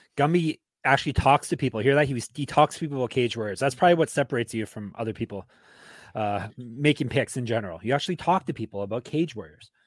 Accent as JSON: {"language": "English", "country": "Canada", "said": "I'm Canadian"}